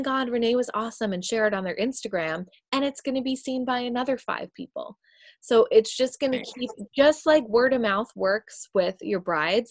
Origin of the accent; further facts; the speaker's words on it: New York, United States; moved away; I'm from New York